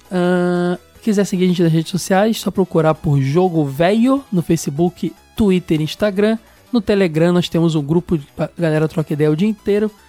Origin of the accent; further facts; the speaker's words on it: Poá, São Paulo, Brazil; muito bom apelido tenho 19 anos e sou de Poa, São Paulo. Poá, São Paulo.